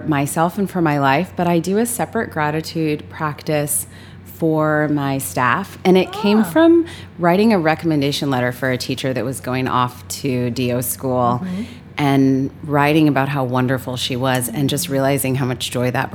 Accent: Los Angeles, California, United States; I grew up in Los Angeles

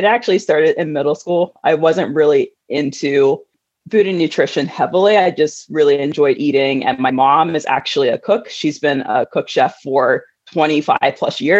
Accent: Delaware, United States; I'm actually from Delaware. So went to my home school and everything.

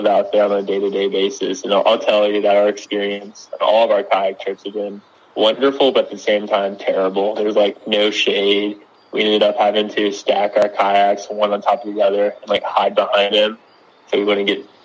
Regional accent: Friendswood, Texas, United States; I'm originally from a town called Friendswood, and it's between Houston and Galveston.

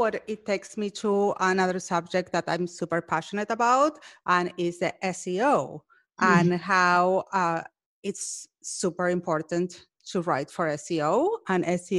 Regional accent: Argentina; Well, I'm from Argentina.

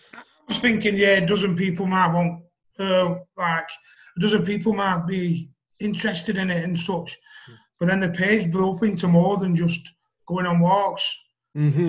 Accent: Wigan, North West England, United Kingdom; I'm from Wigan

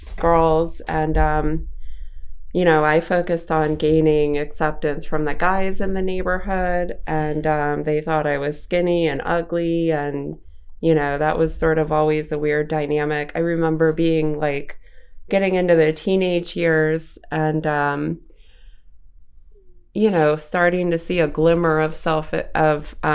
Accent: Savage, Maryland, United States; also born or lived in Boston, Massachusetts; I grew up in Savage, Maryland

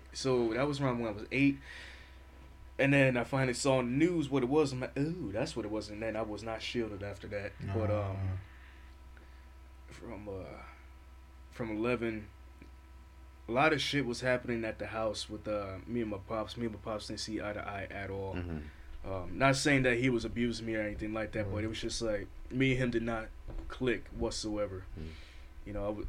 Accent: United States; also born or lived in New York; I was born up in New York, but I was raised down here

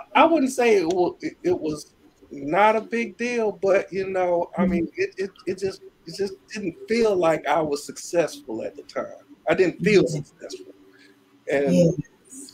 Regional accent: Birmingham, Alabama, United States; I was born and raised in Birmingham, Alabama

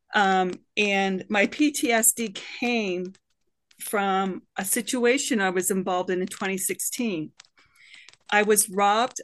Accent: Canada; now in United States; I'm a Canadian woman

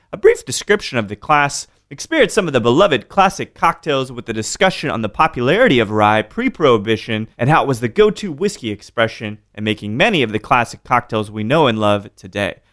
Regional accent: Austin, Texas, United States; I'm from Austin

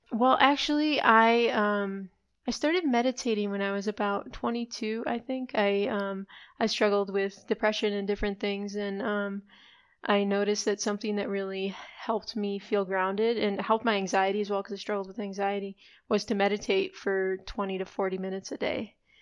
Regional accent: Chicago, Illinois, United States; I grew up in Chicago, but then have also spent time abroad

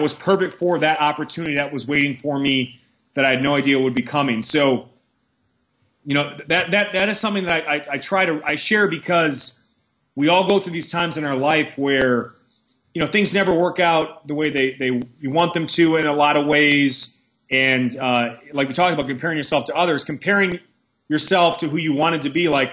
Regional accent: Milwaukee, Wisconsin, United States; moved away as an adult; also born or lived in Massachusetts; now in Pennsylvania, United States; I grew up in Milwaukee, Wisconsin, brutal winters

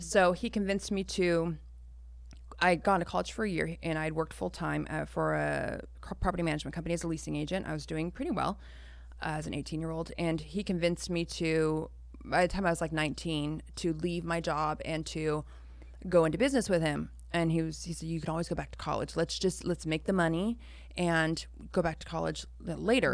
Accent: Roseville, California, United States; also born or lived in Orange County, California / Citrus Heights, California; I was three when they split up, and then we moved to Roseville

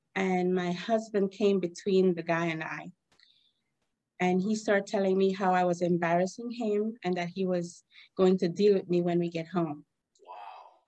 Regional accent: Esperanza, Cayo District, Belize; moved away as an adult; now in New York, United States; I was born and bred in Esperanza Village, like you said, from Belize.

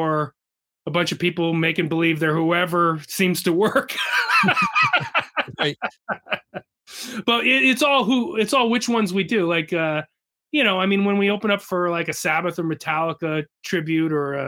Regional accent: Wallingford, Connecticut, United States; a hometown show right in Wallingford, Connecticut, where I'm from

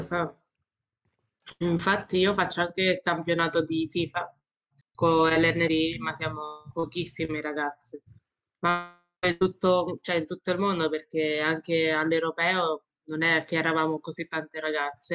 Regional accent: Roccafluvione, province of Ascoli Piceno, Marche, Italy; vengo da Rocapione, è un piccolo paesino nelle Marche, in provincia di Ascoli Vicena

